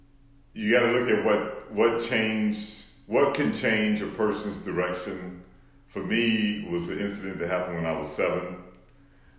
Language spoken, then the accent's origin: English; Houston, Texas, United States; I grew up in Houston